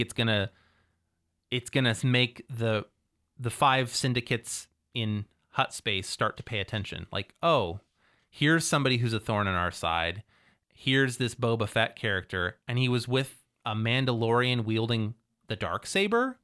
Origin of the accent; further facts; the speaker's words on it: Cambridge, Ohio, United States; I am from Cambridge, Ohio